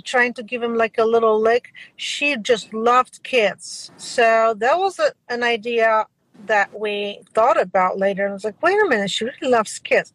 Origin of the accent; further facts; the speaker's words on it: Poland; moved away; as I was growing up in a different country, I was growing up in Poland